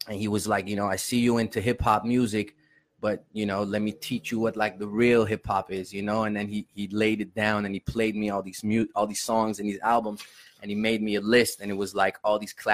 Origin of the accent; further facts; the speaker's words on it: North Holland, Netherlands; first language Armenian; English is a second language; moved away; also born or lived in Los Angeles, California, United States; I was raised in, I usually say Amsterdam and really in Holland